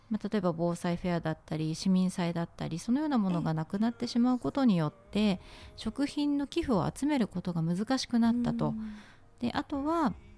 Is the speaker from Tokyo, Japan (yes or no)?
yes; Tachikawa, Tokyo, Japan; 立川に生まれ育って46年になりました